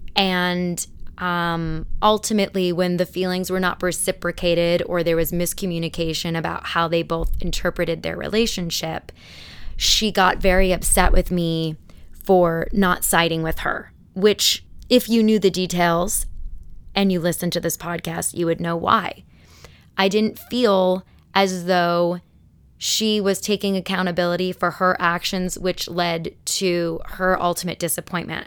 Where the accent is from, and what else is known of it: Arizona, United States; born or raised there; also born or lived in Elmhurst, Illinois